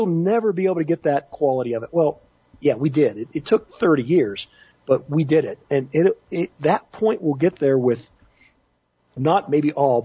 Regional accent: Pittsburgh, Pennsylvania, United States; where I grew up in Pittsburgh in the 1970s

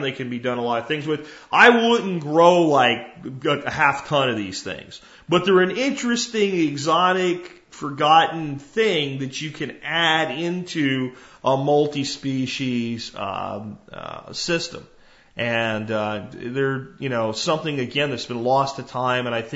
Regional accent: Jacksonville, Florida, United States; an apartment complex I grew up in Jacksonville, Florida in.

